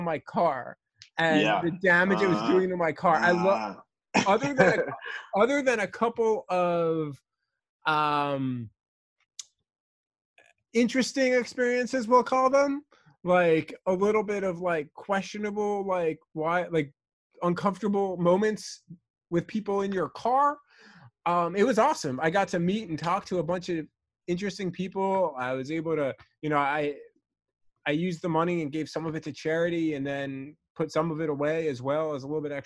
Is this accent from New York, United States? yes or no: yes; New York, United States; growing up in New York